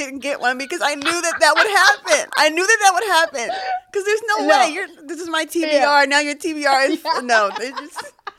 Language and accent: English; Philadelphia, Pennsylvania, United States; because I'm from Philadelphia, so the half marathon was in Philly.